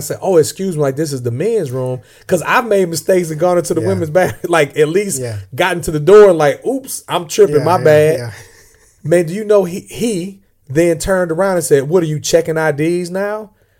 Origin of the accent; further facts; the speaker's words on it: Illinois, United States; accent: Southern; And I'm from Southern Illinois. I'm not really from the South, but people always think I'm from the South because I guess I got a Southern accent.